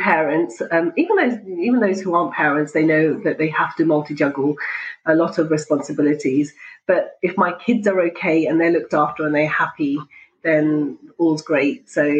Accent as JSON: {"language": "English", "country": "Pakistan", "said": "because I'm Pakistani, and so it has to be Punjabi tea."}